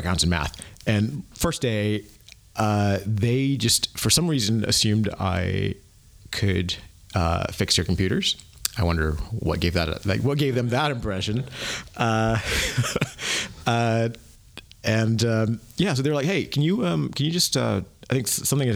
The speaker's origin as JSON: {"language": "English", "country": "United States", "tie": "born or raised there", "also_born_or_lived": "Asia / London / Tallahassee, Florida", "moved": "as an adult", "lives_now": "Berlin, Germany", "said": "grew up in the U.S."}